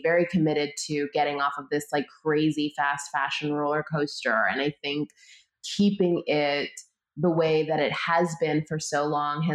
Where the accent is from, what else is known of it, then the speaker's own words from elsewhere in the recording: Canada; moved away as an adult; now in United States; I was born and raised in Canada